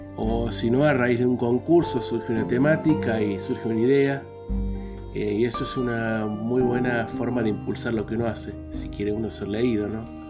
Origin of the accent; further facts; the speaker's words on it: Río Gallegos, Santa Cruz, Argentina; moved away as an adult; also born or lived in Córdoba, Argentina / Villa María, Argentina; Nací en Río Gallegos, en la provincia de Santa Cruz, en el sur de Argentina.